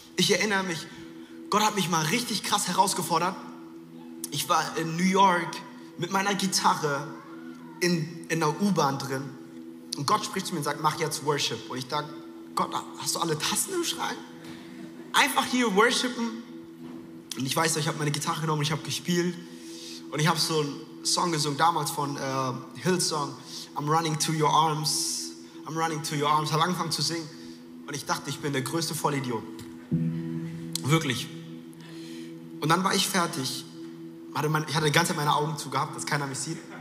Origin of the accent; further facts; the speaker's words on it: Frankfurt, Hesse, Germany; moved away; es war kurz der Frankfurter, der aus mir rauskam. Ich bin in Frankfurt groß geworden